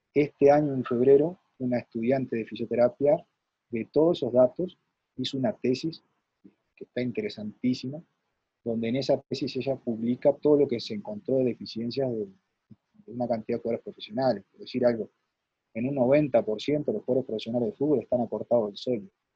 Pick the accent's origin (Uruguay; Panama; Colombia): Uruguay; Nueva Palmira, Colonia; yo soy de Nueva Palmira, este, departamento de Colonia, y y en aquel tiempo, ¿no? Este, en mi pueblo